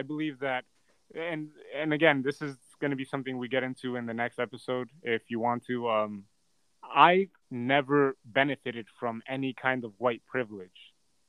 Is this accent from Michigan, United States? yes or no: no; Elizabeth, New Jersey, United States; also born or lived in Medellín, Colombia (family origin); I'm from Medellin. I am from Escobar town. So if mm-hmm. Escobar is Colombian, I'm Colombian, you know? the only difference between me and him is that I was born on this side of the border